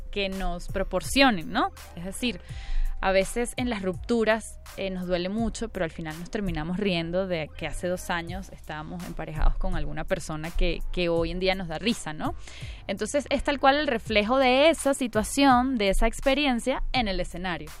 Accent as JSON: {"language": "Spanish", "country": "Venezuela", "moved": "yes", "lives_now": "Mexico", "said": "Yo soy de Venezuela"}